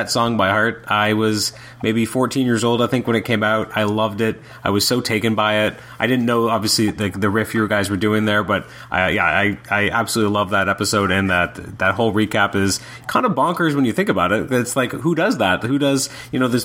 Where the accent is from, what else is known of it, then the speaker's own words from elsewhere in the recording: Canada; as a Canadian fan